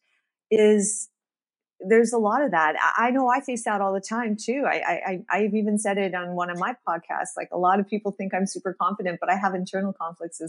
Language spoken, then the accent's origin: English; Regina, Saskatchewan, Canada; We're both from Regina, Saskatchewan